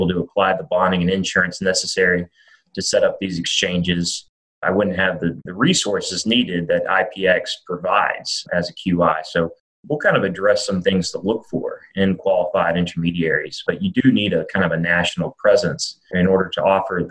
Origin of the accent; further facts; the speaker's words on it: Birmingham, Alabama, United States; moved away as an adult; also born or lived in New Orleans, Louisiana; now in Nashville, United States; I was born and raised in Birmingham, undergrad at Alabama.